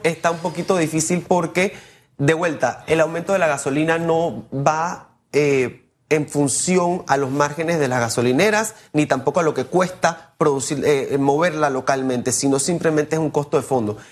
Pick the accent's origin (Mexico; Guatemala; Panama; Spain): Panama; nosotros como panameños